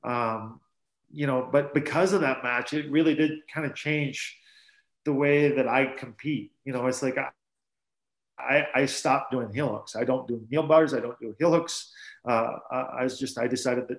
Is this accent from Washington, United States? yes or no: no; South Dakota, United States; I'm from South Dakota